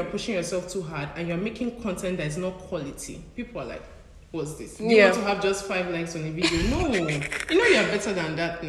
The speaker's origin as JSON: {"language": "English", "country": "Nigeria", "moved": "as an adult", "said": "I'm from Nigeria. It's a very diverse country."}